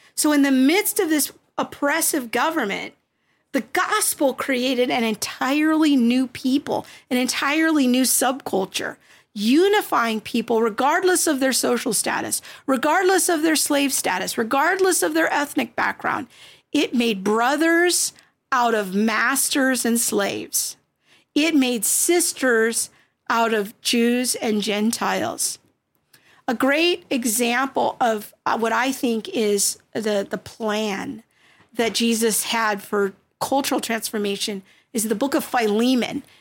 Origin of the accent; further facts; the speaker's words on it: United States; I'm just speaking as an American Christian because that's my culture, that's my n-, nationality